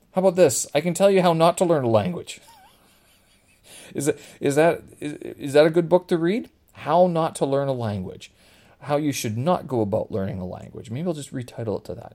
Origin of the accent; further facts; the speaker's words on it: Canada; Growing up in Canada, I mean, French and Ukrainian, uh, were part of my childhood